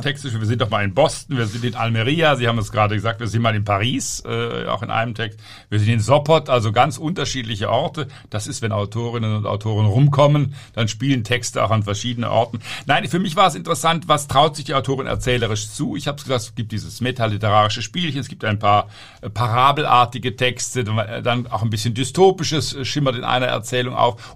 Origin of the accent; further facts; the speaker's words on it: Southern Germany, Germany; Ich komme ja auch aus Süddeutschland